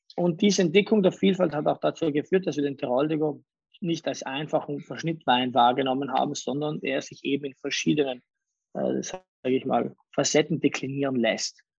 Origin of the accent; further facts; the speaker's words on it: Bolzano, Trentino-Alto Adige, Italy; also born or lived in Salurn, South Tyrol; ich habe zum Teil meine Kindheit in den Bergen oberhalb von Salurn in Südtirol verbracht, dann in der Stadt in Bozen